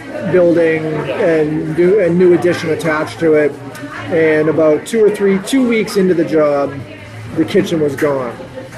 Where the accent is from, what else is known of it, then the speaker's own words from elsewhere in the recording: Newton, Massachusetts, United States; I was born and raised in Newton, Mass.